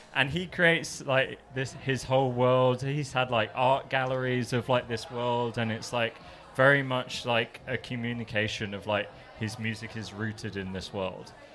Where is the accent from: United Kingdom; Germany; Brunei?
United Kingdom; England; now in Melbourne, Australia; I'm English